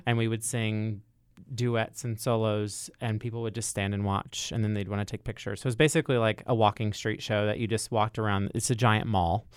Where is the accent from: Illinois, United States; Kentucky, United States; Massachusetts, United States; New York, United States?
Kentucky, United States; Louisville; I'm from Louisville, Kentucky